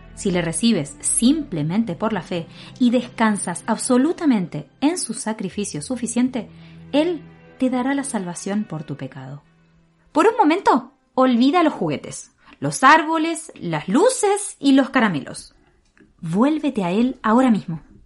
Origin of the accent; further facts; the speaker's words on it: Argentina; accent: Argentine; moved away as an adult; now in Valparaíso, Chile; Y yo soy de Argentina eh, tal vez se nota por el acento un poco diferente.